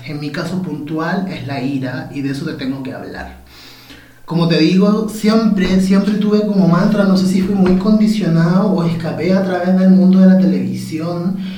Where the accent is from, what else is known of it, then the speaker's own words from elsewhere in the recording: Copiapó, Atacama, Chile; cuando era pequeño en calle Maipú, en Copiapó, ¿cierto? Cuando me fui a vivir a Copiapó